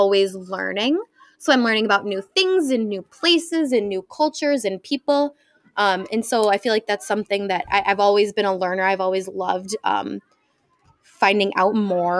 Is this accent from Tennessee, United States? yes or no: no; Naperville, Illinois, United States; I was born in Naperville, grew up in Naperville. Now I work in Naperville.